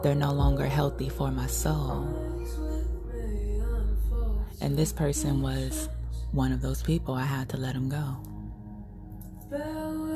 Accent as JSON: {"language": "English", "town": "New York City", "region": "New York", "country": "United States", "said": "I'm from Coney Island."}